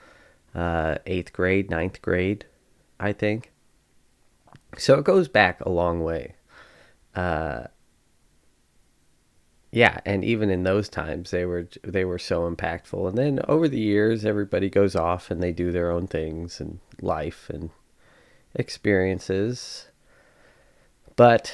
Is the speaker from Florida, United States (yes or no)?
no; Spencer, New York, United States; I grew up in Spencer, New York, which is a tiny little farm town